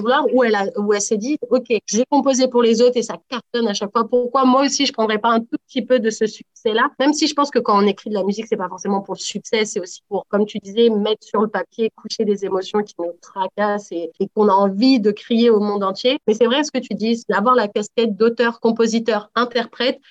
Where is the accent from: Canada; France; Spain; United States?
France; je suis née en France aussi